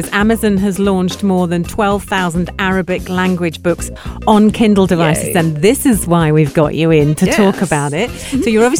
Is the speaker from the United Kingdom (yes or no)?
yes; United Kingdom; As a British person